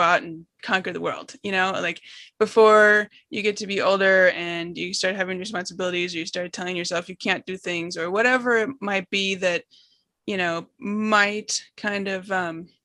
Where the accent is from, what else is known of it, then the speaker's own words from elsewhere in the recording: Seattle, Washington, United States; I grew up in Seattle and spent a lot of time on the Oregon coast